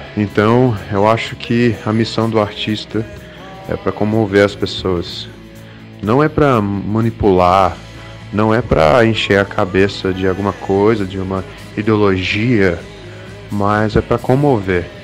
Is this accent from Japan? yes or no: no; United States; now in Brazil; crescendo lá nos Estados Unidos, eu sempre quis ser americano. Eu sempre quis me encaixar. Eu era imigrante, de família imigrante